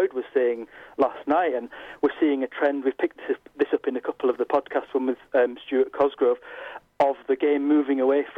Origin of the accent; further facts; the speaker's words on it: Yorkshire and the Humber, United Kingdom; I was born in North Yorkshire